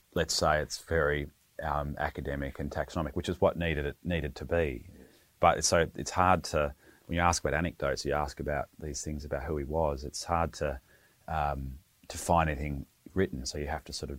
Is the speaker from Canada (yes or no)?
no; Western Australia, Australia; growing up in Western Australia, it's reasonably conservative household